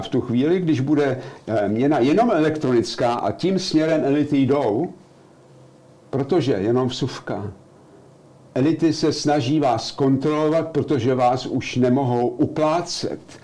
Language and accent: Czech; Czechia; moved away as an adult; now in Germany; Já jsem z, z Československa odcházel